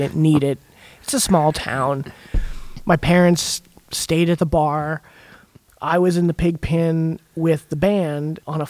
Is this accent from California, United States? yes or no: yes; Healdsburg, California, United States; I grew up in Healdsburg, which there's not a lot to do there, but drugs and drinking and playing music and chasing girls.